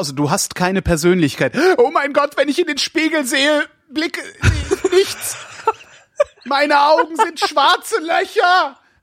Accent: West Germany, Germany; now in Berlin, Germany; ich komme aus dem Westen

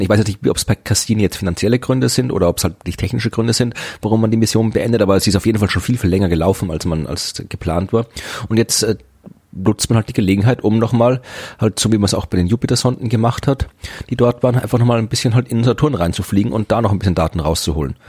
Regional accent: Krems an der Donau, Lower Austria, Austria; moved away; meine alte Heimatstadt war, nämlich Krems

